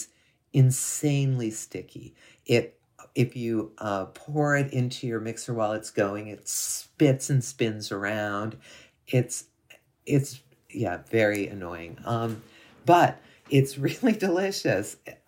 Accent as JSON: {"language": "English", "region": "Ohio", "country": "United States", "said": "I'm from Northwestern Ohio, so it's, you know, fairly close."}